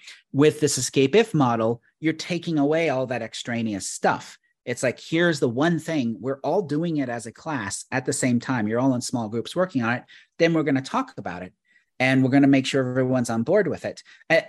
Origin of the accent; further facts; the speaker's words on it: Canada; But I'm Canadian.